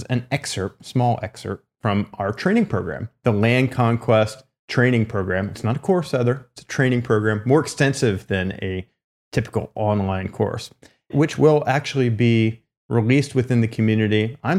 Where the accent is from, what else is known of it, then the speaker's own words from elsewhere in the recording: California, United States; they saw that I was someone from California, obviously was not involved in the community or anything like that.